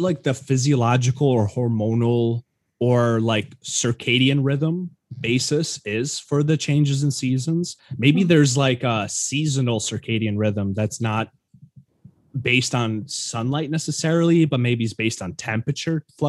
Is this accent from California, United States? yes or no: no; New York, United States; I'm from New York